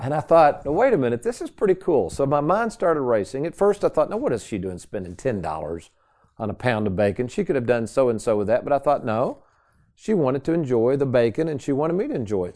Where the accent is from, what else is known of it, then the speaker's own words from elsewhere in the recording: Lexington, Kentucky, United States; the same house I grew up in in Lexington, Kentucky